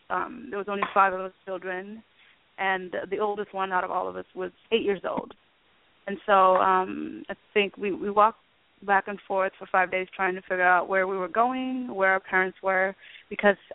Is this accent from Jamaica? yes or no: no; Itang, Gambela, Ethiopia; born there; also born or lived in Sudan; I was born in Ethiopia in a refugee camp called Itang.